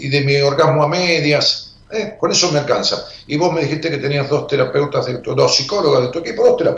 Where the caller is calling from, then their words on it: Los Polvorines, Buenos Aires Province, Argentina; de Polvorines.